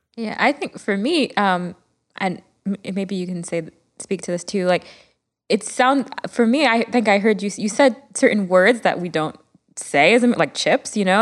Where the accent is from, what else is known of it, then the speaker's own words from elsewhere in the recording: Miami, Florida, United States; growing up in Miami